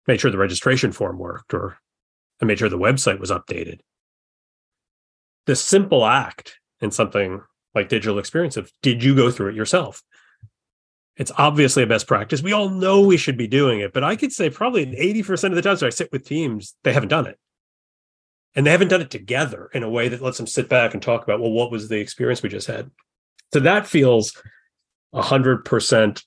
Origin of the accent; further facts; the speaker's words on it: New York, United States; also born or lived in Mississippi / Texas; I was born in Mississippi, oddly enough, but grew up mostly here in New York.